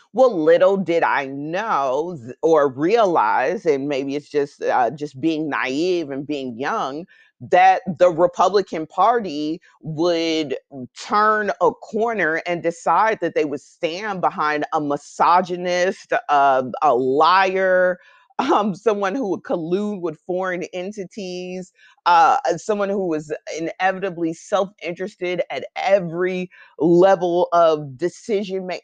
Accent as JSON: {"language": "English", "country": "United States", "tie": "born or raised there", "said": "I'm always grateful to be an American, to grow up in this country"}